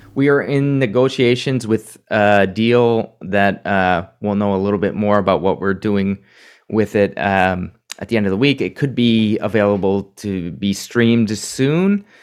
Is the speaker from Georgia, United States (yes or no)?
no; Minnesota, United States; now in New York, United States; my home state of Minnesota